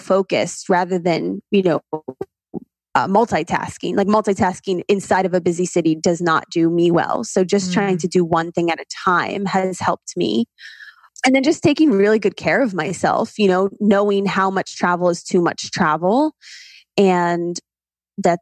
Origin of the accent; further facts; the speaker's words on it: Ohio, United States; I am originally from Ohio